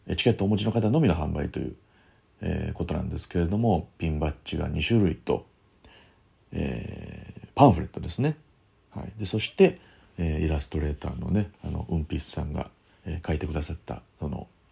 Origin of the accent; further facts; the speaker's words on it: Kyoto, Japan; 京都の方でやります、えー、僕の地元ですけれども